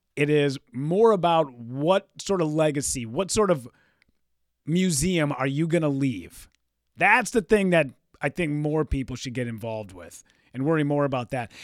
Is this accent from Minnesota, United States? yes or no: yes; Hibbing, Minnesota, United States; moved away; my hometown, Hibbing, Minnesota.